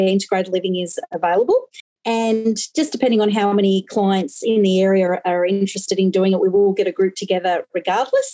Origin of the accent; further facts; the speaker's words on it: Victoria, Australia; also born or lived in Western Australia; I am from Victoria